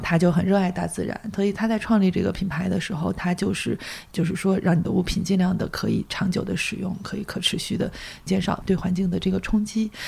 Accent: Weihai, Shandong, China; now in Beijing, China; 我老家是山东威海，那个就是嗯。特，全国第一个卫生城嘛

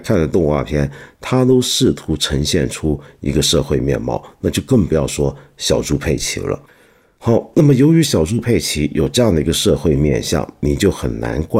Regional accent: Guangdong, China; 其中一个，我们广东人就很敏感，就会注意到他常常说广东话

